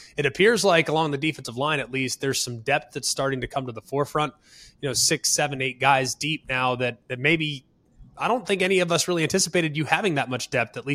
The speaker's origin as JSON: {"language": "English", "town": "Dallas", "region": "Texas", "country": "United States", "said": "I'm from Dallas-Fort Worth"}